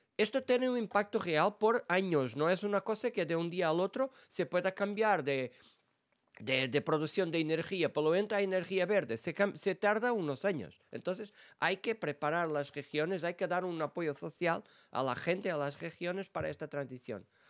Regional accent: Portugal; Spanish is a second language; moved away as an adult; now in Brussels, Belgium; yo vengo de, ah, de, de los ayuntamientos, de las bases de la política en mi país

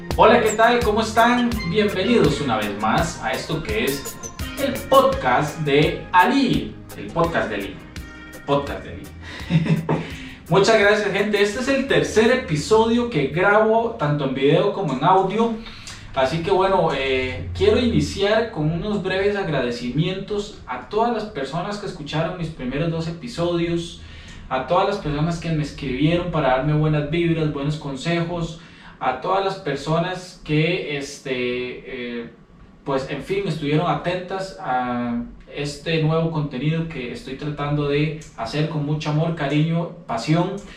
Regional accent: Costa Rica; nosotros como costarricenses, a través de la historia, hemos sido muy xenofóbicos

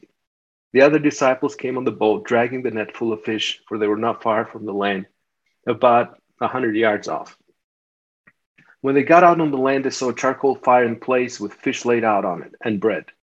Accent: Albania; now in United States; I grew up in Albania and we didn't have anything and it was a communist country.

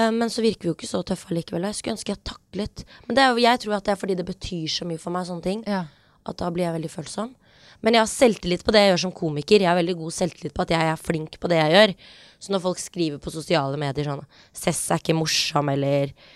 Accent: Oslo, Norway; Vi har vokst opp på Hauketo

